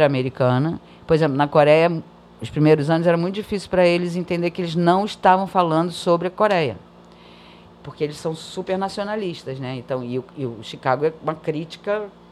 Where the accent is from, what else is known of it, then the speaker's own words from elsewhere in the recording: Brazil; first language Portuguese; moved away; eu sou brasileira